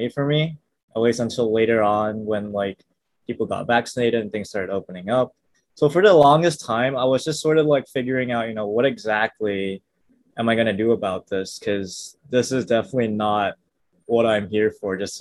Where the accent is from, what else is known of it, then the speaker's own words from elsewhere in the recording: suburbs near Kuala Lumpur, Malaysia; first language English; moved away as an adult; now in Seattle, United States; I was born and raised, I guess, in the suburbs near Kuala Lumpur for the entirety of like 18 years